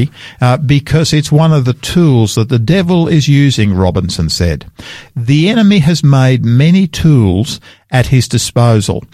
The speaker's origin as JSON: {"language": "English", "town": "Sydney", "region": "New South Wales", "country": "Australia", "tie": "born or raised there", "moved": "yes", "lives_now": "South Australia, Australia", "said": "I grew up there in Sydney"}